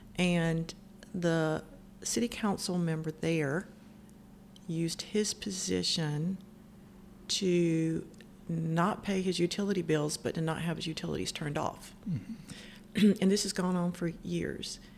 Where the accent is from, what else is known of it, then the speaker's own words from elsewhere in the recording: Cove City, North Carolina, United States; I grew up on a farm um, in Route 1 Cove City. That's right outside of New Bern